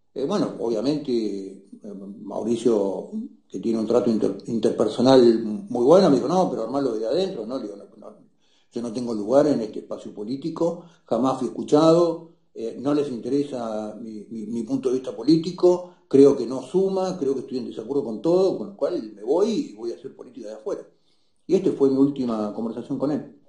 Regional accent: Argentina; los argentinos hace décadas que no hablamos del largo plazo

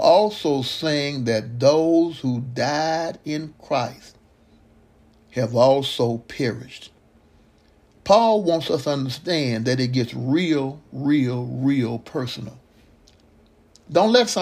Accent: Mississippi, United States; growing up in Mississippi

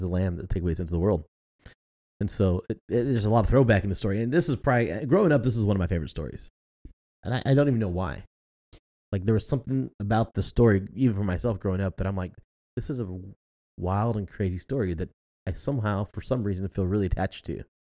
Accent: United States; as an American

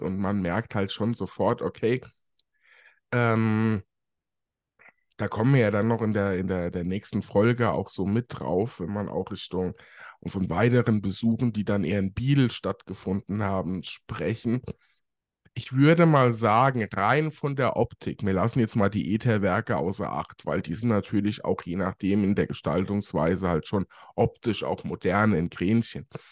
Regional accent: Germany; bei uns in Deutschland

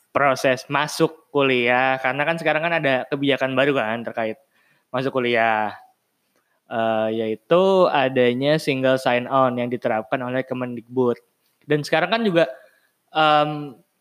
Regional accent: western Java, West Java, Indonesia; moved away as an adult; rumahku kan di Jawa bagian barat

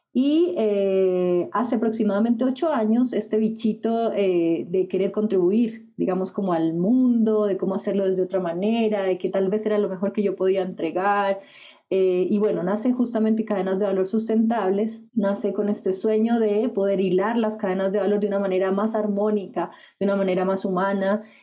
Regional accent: Colombia; moved away as an adult; now in Chile; Soy colombiana, como mencionaste. Llegué hace 10 años a Chile, por tanto ahora soy chilombiana.

